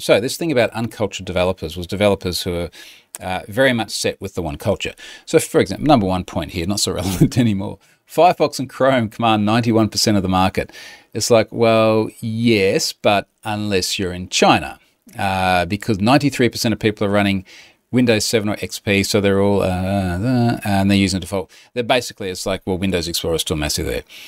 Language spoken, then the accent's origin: English; Australia; I'm Australian